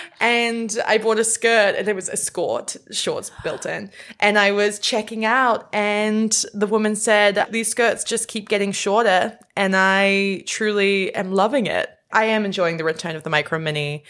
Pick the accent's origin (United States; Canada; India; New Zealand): New Zealand; I am from New Zealand